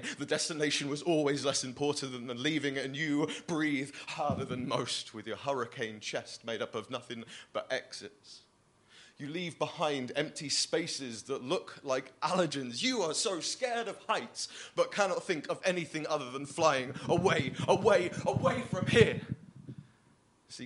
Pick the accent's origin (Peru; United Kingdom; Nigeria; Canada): United Kingdom; Bristol, South West England; I'm actually from Bristol